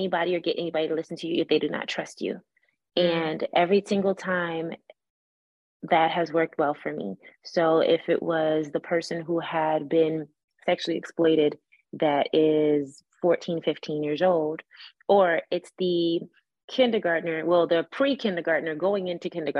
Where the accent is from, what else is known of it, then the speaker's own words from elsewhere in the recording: Miami, Florida, United States; I'm from Miami